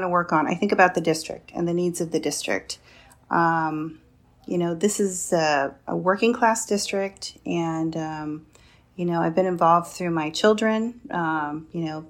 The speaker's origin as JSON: {"language": "English", "town": "Sacramento", "region": "California", "country": "United States", "tie": "born or raised there", "moved": "as an adult", "lives_now": "Whittier, United States", "said": "I grew up in Sacramento and went to public schools there, went to college there, and that's my hometown for all intents and purposes"}